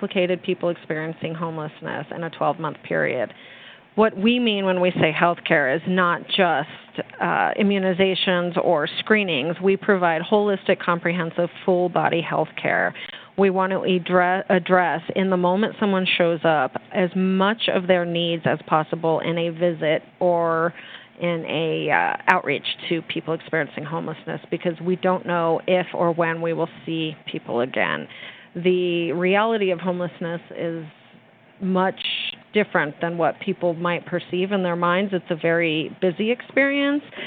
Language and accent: English; New Mexico, United States; I am born and raised in New Mexico